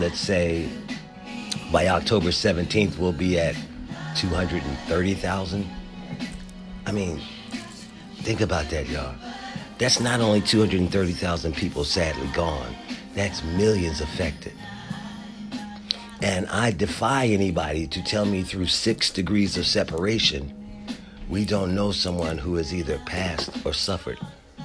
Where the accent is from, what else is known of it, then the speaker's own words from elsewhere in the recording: Philadelphia, Pennsylvania, United States; I'm from Philly